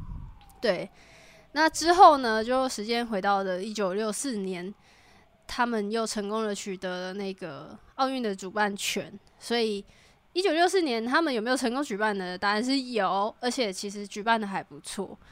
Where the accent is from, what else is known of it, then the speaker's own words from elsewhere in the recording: Taiwan; 我们台湾人派出的队伍是史上最多的一次